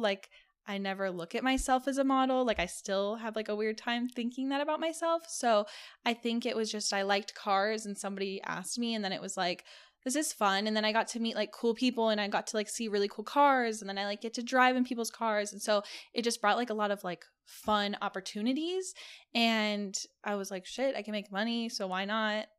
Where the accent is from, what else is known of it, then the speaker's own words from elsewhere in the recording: California, United States; now in Las Vegas, United States; I live in Vegas. Um, I'm originally from California